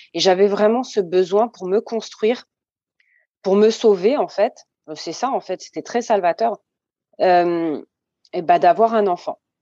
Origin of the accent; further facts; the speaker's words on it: France; also born or lived in Saint-Benoît, Réunion; j'ai grandi en métropole. Je suis arrivée en métropole à hum, à presque trois ans